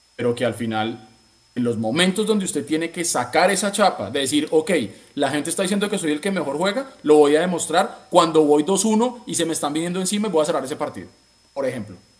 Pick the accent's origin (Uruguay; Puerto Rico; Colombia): Colombia; Bogotá; moved away; como buen rolo